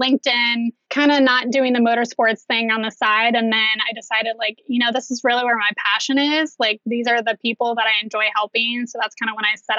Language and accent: English; Pickerington, Ohio, United States; also born or lived in Orange County, California; I grew up in Pickerington. I don't live there now, just about 20 minutes away.